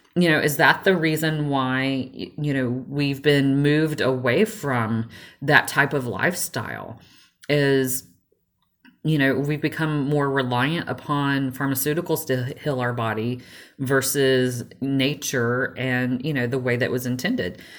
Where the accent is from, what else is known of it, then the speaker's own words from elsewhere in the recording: Georgia, United States; I grew up in in the South and the little backwoods of Georgia.